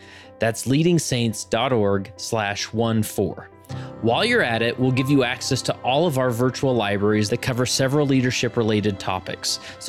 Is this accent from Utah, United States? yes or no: yes; West Valley City, Utah, United States; now in Stansbury Park, United States; Now, me personally, I live in Stansbury Park, Utah, which is in Tooele County. I grew up in West Valley City